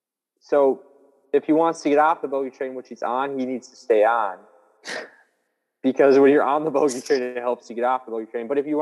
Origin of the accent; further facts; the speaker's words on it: Midwest, United States; We're from the Midwest.